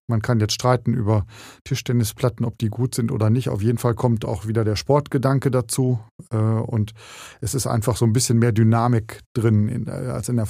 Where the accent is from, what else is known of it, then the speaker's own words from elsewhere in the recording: Heepen, North Rhine-Westphalia, Germany; weil ich komme zum Beispiel aus Hepen, nein, da geht's.